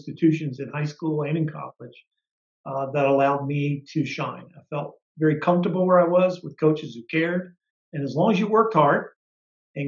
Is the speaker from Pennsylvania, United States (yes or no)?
no; Baltimore, Maryland, United States; I grew up in Baltimore.